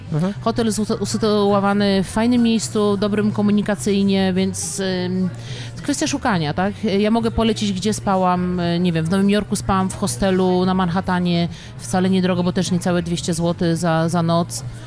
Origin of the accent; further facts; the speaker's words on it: Kielce, Świętokrzyskie Voivodeship, Poland; now in Warsaw, Poland; ja pochodzę z Kielc